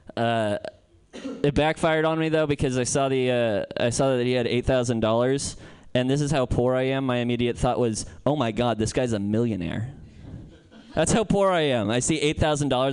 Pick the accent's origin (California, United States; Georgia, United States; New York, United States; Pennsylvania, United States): California, United States; Santa Cruz; moved away; I'm from Santa Cruz